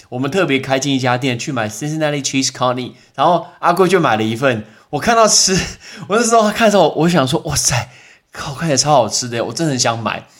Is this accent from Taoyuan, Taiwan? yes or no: yes; Taoyuan, Taiwan; 我们来自于台湾的桃园的两个人